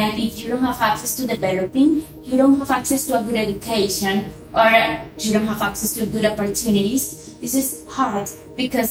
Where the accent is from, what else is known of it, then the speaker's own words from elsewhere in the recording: La Guajira, Colombia; I was from La Guajira